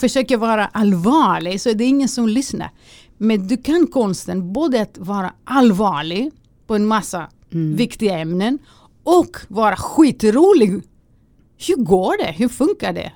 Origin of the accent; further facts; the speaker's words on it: Greece; Swedish is a second language; moved away as an adult; now in Sweden; man lever i en, eh, i en grekisk familj